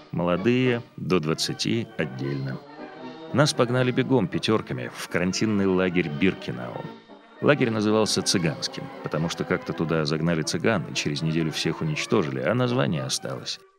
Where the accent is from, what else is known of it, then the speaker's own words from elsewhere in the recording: Białystok, Podlaskie Voivodeship, Poland; born there; Я родился в Белостоке в 1922 году.